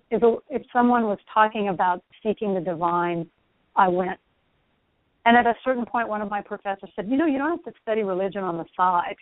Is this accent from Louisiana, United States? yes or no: yes; South Louisiana, United States; moved away as an adult; now in Houston, United States; the Cajun area I grew up in is almost entirely Catholic